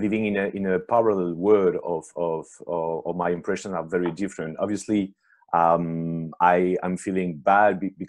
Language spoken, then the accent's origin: English; Paris, Île-de-France, France; I'm French-Italian. I've been born and raised in Paris